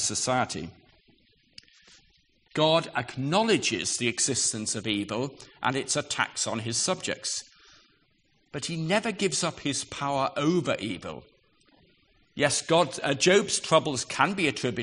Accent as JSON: {"language": "English", "country": "United Kingdom", "said": "we're British"}